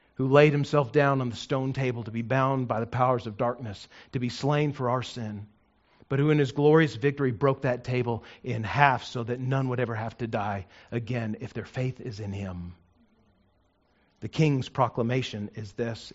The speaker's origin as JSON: {"language": "English", "region": "New Mexico", "country": "United States", "tie": "born or raised there", "said": "I grew up in New Mexico"}